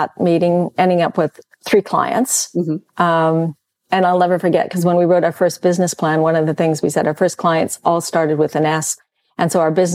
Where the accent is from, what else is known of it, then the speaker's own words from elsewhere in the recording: Calgary, Alberta, Canada; moved away as an adult; also born or lived in Vancouver; I'd born and raised in Calgary